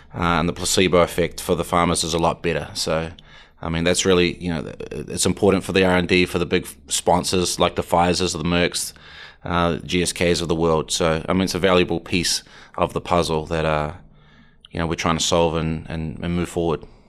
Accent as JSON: {"language": "English", "country": "New Zealand", "moved": "yes", "lives_now": "Atlanta, United States", "said": "I'm from New Zealand"}